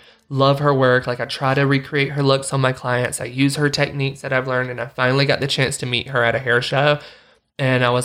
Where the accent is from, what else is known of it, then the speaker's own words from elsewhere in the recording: the South, United States; now in Utah, United States; growing up in the South, I love the South